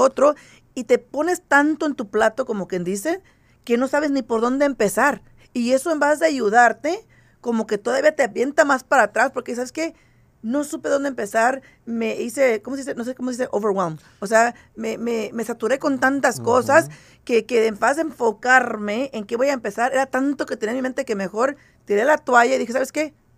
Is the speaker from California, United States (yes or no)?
yes; San Jose, California, United States; moved away as an adult; now in Las Vegas, United States; yo, soy de San José, California